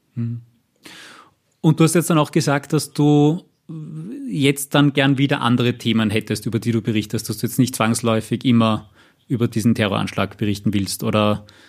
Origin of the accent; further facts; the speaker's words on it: Austria; bei uns in Österreich